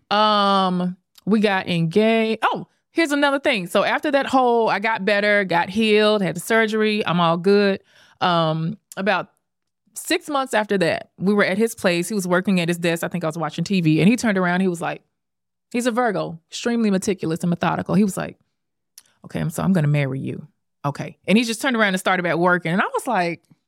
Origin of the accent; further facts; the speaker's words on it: Memphis, Tennessee, United States; also born or lived in Dallas; now in New York City, United States; I'm born and raised in Memphis